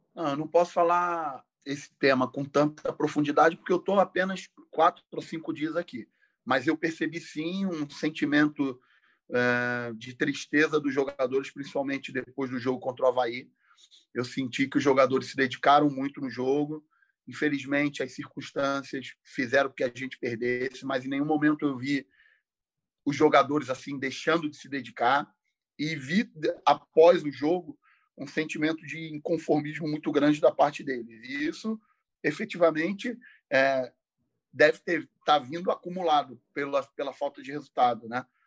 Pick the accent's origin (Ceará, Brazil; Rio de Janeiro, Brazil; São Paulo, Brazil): Rio de Janeiro, Brazil; eu sou um, uma pessoa do subúrbio do Rio de Janeiro, moro lá até hoje, sou de Del Castilho, um bairro do subúrbio próximo ali do, do estádio Newton Santos.